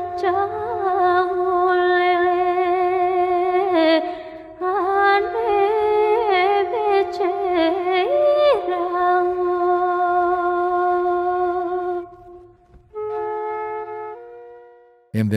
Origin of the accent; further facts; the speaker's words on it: Studena Bara, North Macedonia; moved away; I was born in Studena Bara